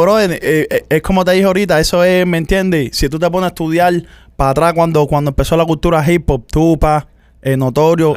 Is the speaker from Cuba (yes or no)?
yes; Cuba; nosotros los cubanos